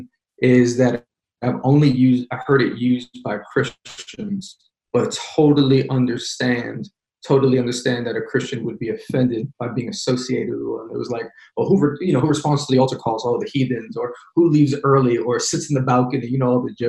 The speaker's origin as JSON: {"language": "English", "town": "New York City", "region": "New York", "country": "United States", "tie": "born or raised there", "also_born_or_lived": "Brooklyn, New York", "said": "I'm born and raised Queens, New York"}